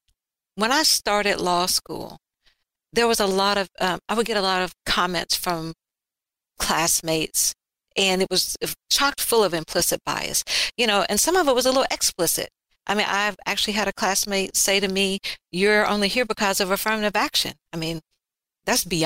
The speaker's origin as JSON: {"language": "English", "region": "Alabama", "country": "United States", "tie": "born or raised there", "said": "Growing up in Alabama, being biracial in a time and era and location where that really wasn't cool."}